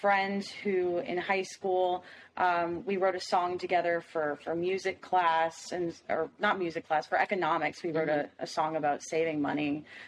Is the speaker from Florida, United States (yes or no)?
yes; Miami, Florida, United States; I'm from Miami, Florida